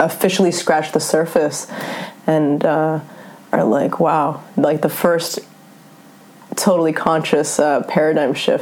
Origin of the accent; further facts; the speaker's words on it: Northern California, United States; also born or lived in Germany / Norway; Grew up in Northern California, so I'm only technically German.